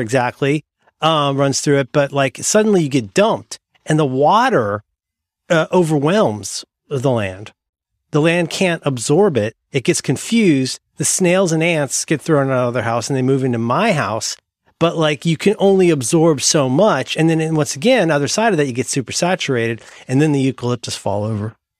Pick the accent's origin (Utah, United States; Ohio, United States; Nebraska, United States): Ohio, United States; moved away; I'm from Ohio. I'm from Hillbillies.